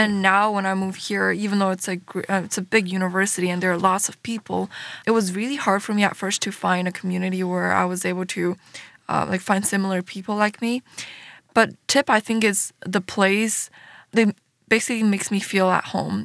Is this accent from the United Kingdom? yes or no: no; Russia; I was born in Russia and I am ethnically Chinese.